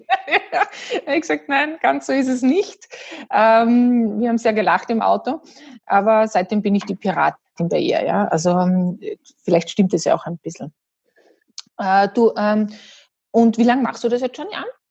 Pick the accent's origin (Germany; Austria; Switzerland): Austria; Salzburg; ich bin Österreicherin, Salzburgerin, ursprünglich mit holländischen Wurzeln